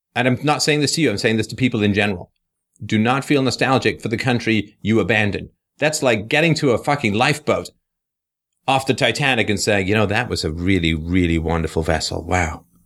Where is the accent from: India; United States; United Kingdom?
United Kingdom; England; moved away; also born or lived in Canada; it's thirty-eight years since I left England